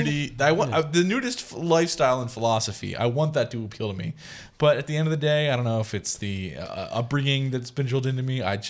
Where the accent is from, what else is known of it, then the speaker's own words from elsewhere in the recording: Central Pennsylvania, United States; as a Central Pennsylvanian